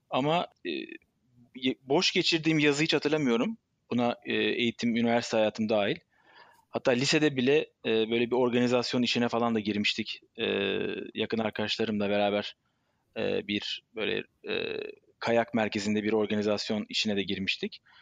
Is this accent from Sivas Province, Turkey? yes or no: no; Istanbul, Turkey; born there; Ben 43 yaşında İstanbul doğumlu.